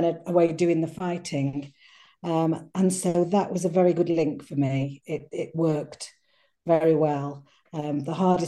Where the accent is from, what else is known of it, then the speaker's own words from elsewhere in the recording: Cheshire, North West England, United Kingdom; moved away; also born or lived in Crete, Greece; I wasn't raised there. I was from Cheshire in England, from a little market town